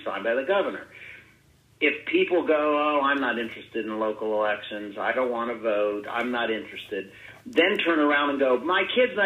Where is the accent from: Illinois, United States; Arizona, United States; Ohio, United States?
Ohio, United States; that's my home state, our home state